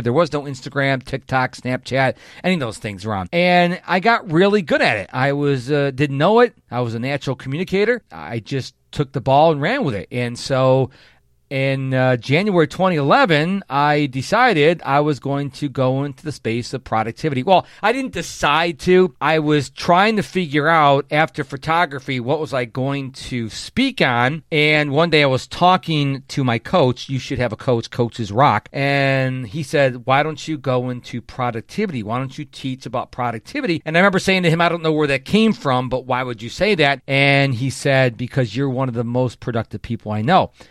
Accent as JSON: {"language": "English", "town": "Rochester", "region": "New York", "country": "United States", "tie": "born or raised there", "moved": "as an adult", "lives_now": "Houston, United States", "said": "in my hometown of Rochester, New York"}